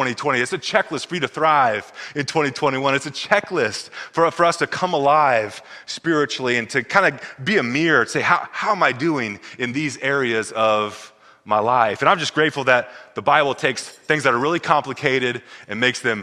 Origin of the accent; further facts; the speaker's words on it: Missouri, United States; We grew up in Missouri